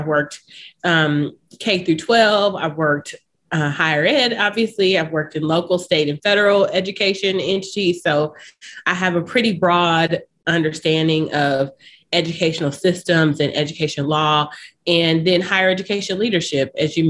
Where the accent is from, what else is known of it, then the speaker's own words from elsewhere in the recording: Nashville, Tennessee, United States; I'm originally from Nashville, Tennessee.